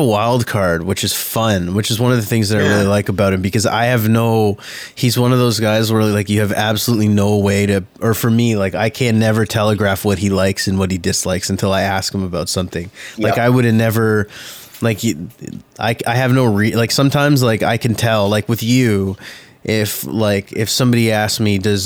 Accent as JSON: {"language": "English", "town": "Mississauga", "region": "Ontario", "country": "Canada", "tie": "born or raised there", "said": "I grew up in Mississauga."}